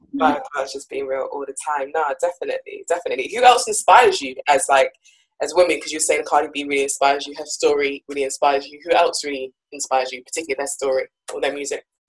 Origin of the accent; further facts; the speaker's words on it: Jamaica; I'm also from Jamaica